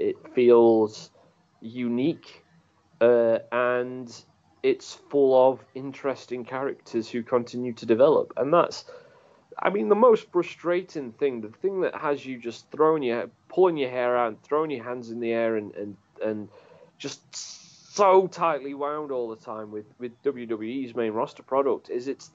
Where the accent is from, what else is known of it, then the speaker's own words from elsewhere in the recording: United Kingdom; as a British wrestling fan